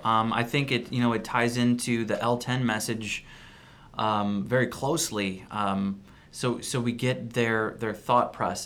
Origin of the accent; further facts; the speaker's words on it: St. Louis, Missouri, United States; we're from St. Louis